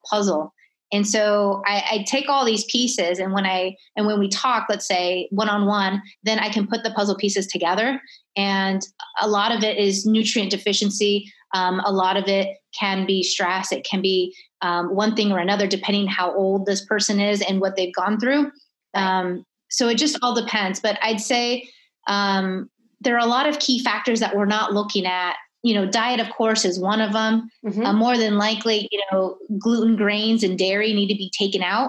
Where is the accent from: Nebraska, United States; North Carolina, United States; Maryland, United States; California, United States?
California, United States; moved away; also born or lived in Miami; originally I'm from California, I lived in Miami